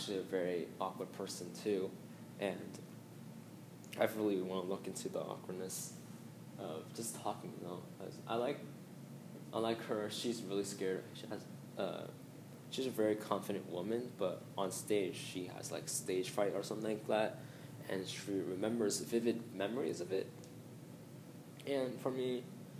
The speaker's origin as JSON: {"language": "English", "country": "Hong Kong", "said": "I'm actually from Hong Kong"}